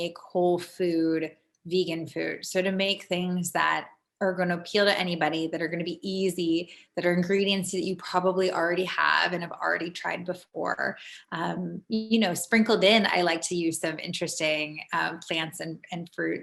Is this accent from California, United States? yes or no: yes; San Diego, California, United States; moved away as an adult; also born or lived in London; now in Los Angeles, United States; I grew up in California, in San Diego, born and raised, which is about 2 hours south of here in Los Angeles, where I live now